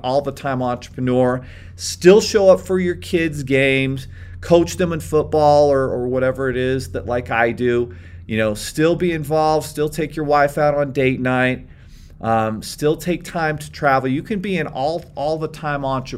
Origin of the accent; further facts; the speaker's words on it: Beaver, Utah, United States; I grew up in Beaver, Utah, 3,000 people, very small town, limited opportunities, you know, in southern Utah where I grew up.